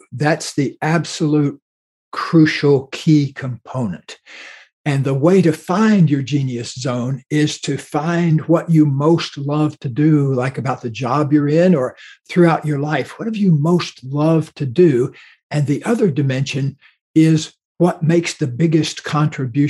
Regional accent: Florida, United States; where I grew up in Florida

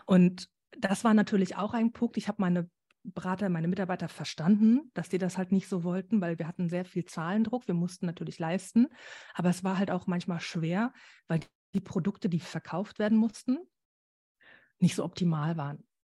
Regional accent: Germany; bei uns in Deutschland

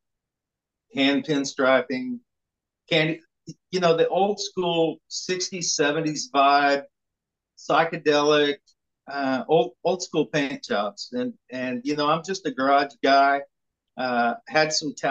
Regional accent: southern Oklahoma, United States; I'm from Oklahoma. I grew up here in southern Oklahoma

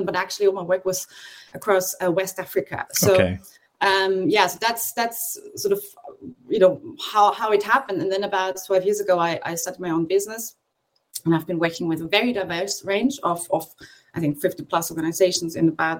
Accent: Austria; also born or lived in Australia / Bangkok; I'm from Austria

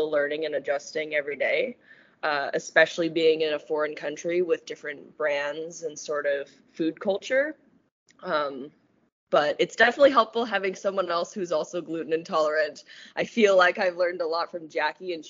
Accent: Vancouver, British Columbia, Canada; moved away as an adult; now in Finland; I'm from Vancouver, Canada

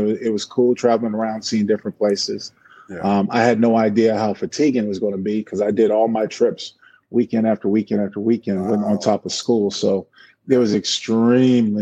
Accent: San Diego, California, United States; moved away as an adult; also born or lived in Seattle, Washington / Oakland, California; growing up in San Diego

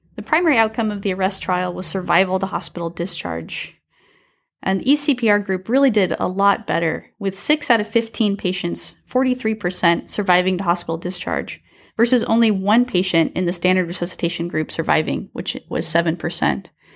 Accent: Salem, Oregon, United States; also born or lived in Michigan; now in Fresno, United States; I am from Salem, Oregon, originally.

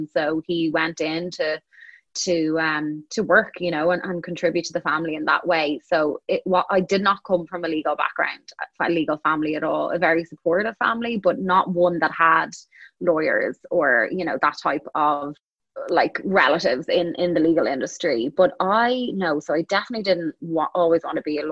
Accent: Dublin, Leinster, Ireland; moved away as an adult; also born or lived in Chicago; I was born and I grew up in Dublin, Ireland

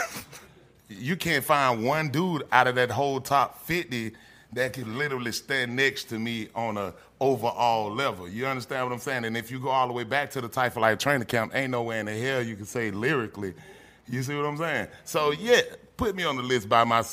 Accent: Atlanta, Georgia, United States; I'm from Bankhead. I was born in Bankhead on the sofa.

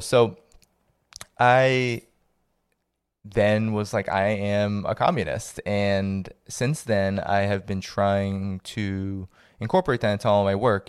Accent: Boston, Massachusetts, United States; growing up in the Boston area where I was born

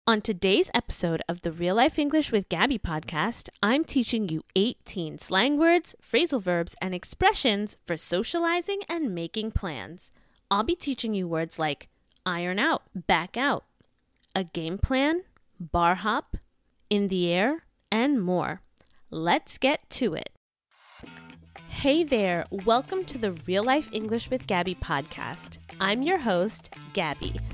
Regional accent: New York City, New York, United States; I was born and raised in Brooklyn

